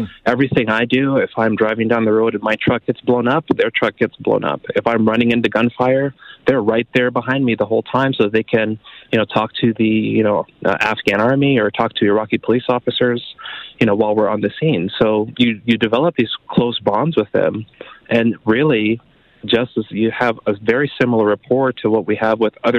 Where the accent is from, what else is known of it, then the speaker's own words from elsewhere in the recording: California, United States; moved away as an adult; also born or lived in Fort Richardson, Alaska; now in Canada; I'm originally from California